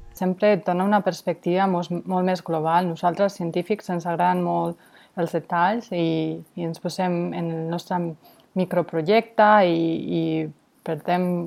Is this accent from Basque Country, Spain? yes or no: yes; San Sebastián, Basque Country, Spain; Catalan is a second language; moved away as an adult; also born or lived in Barcelona; now in Portland, United States; Jo sóc de Sant Sebastià, però parlo una mica de català perquè vaig estudiar a Barcelona